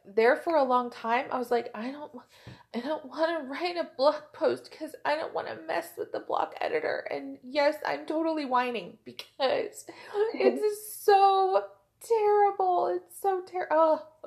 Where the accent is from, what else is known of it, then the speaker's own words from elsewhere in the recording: Oklahoma, United States; I am from Oklahoma